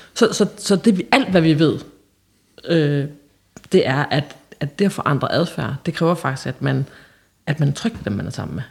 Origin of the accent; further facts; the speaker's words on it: Holsted, Southern Denmark, Denmark; moved away; fra sådan en lille, lille bitte øh, landsby, som hedder Holsted, som ligger helt ude på landet i Jylland